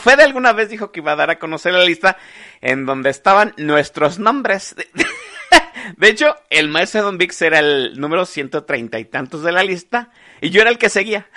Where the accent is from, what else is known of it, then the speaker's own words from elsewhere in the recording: Guadalajara, Jalisco, Mexico; era tapatío, sigo siendo tapatío